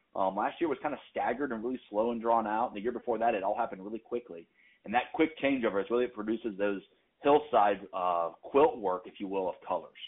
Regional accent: North Carolina, United States; moved away as an adult; now in New England, United States; I'm actually from North Carolina, relocated to New England a few years back

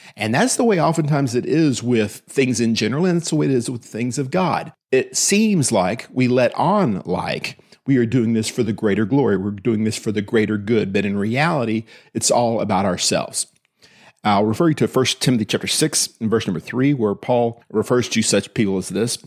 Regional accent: Austin, Texas, United States; also born or lived in Williamson County, Texas; I was raised in Austin, in Travis County

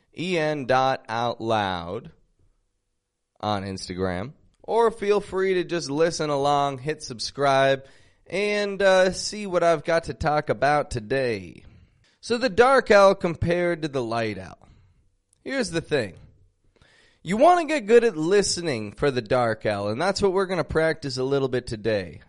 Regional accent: Toronto, Ontario, Canada; I'm from Toronto, Canada

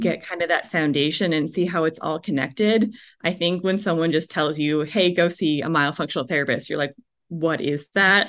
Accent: Canada; moved away; also born or lived in Vancouver, BC; I'm from Canada originally

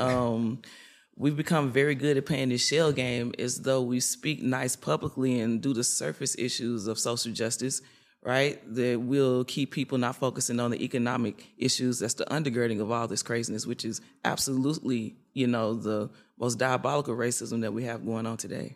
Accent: Nashville, Tennessee, United States; I'm from Nashville, Tennessee

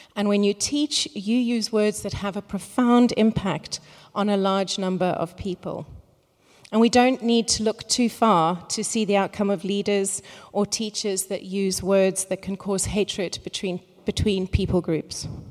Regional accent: Cape Town, Western Cape, South Africa; moved away; I am originally from Cape Town

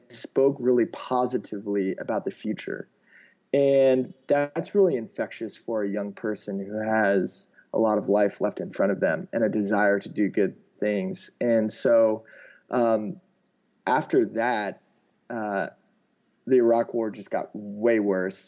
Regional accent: Alexandria, Virginia, United States; moved away as an adult; also born or lived in Australia; I grew up outside of Washington, D.C., in a town called Alexandria, Virginia, which is really close to the Capitol

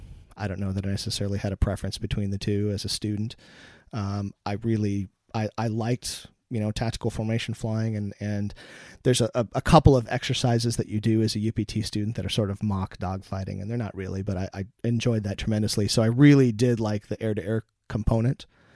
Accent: Pacific Northwest, United States; I grew up in the Pacific Northwest of the States, and at McChord Air Force Base, there was the 318th Fighter Interceptor Squadron that flew F-15As.

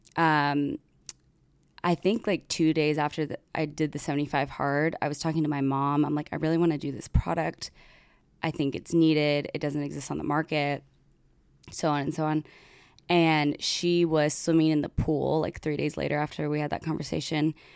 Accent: United States; I'm American

